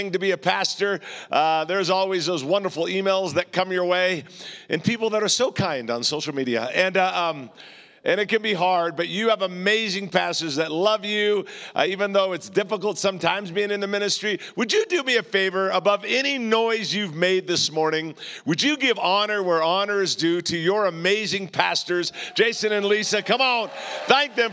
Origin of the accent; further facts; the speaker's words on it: Southern California, United States; I'm from Southern California